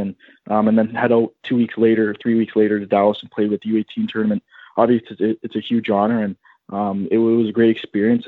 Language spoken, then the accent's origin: English; Stoney Creek, Ontario, Canada; I'm from Stoney Creek, Ontario